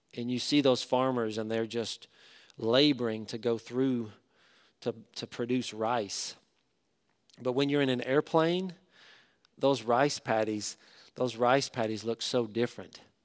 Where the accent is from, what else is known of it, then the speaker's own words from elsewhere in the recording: Knoxville, Tennessee, United States; moved away as an adult; also born or lived in Fort Worth, Texas; now in Charlotte, United States; Knoxville, Tennessee. I don't wanna go back to my hometown